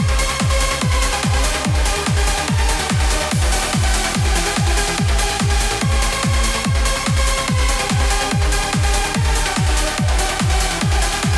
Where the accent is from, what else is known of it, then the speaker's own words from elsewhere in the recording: New Zealand; I'm from New Zealand